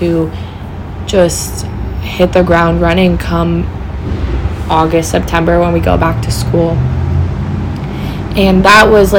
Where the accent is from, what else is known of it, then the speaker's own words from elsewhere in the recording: California, United States; moved away as an adult; also born or lived in Humboldt; now in Portland, United States; growing up in California